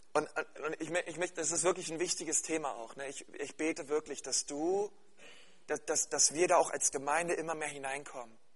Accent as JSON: {"language": "German", "region": "Berlin", "country": "Germany", "said": "bei uns in Berlin-Spandau"}